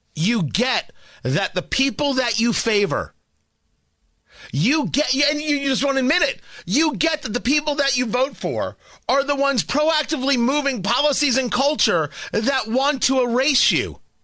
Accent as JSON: {"language": "English", "region": "New Jersey", "country": "United States", "tie": "born or raised there", "said": "I grew up in Jersey near the shore"}